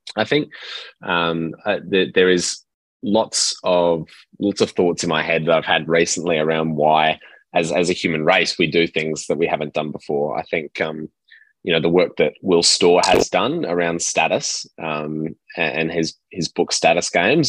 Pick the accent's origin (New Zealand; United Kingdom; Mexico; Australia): Australia; Perth, Western Australia; I grew up in Perth, uh, Western Australia